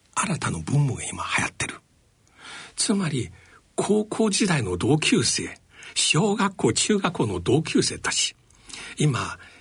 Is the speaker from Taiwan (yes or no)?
no; China; now in Japan; 私の出身地である中国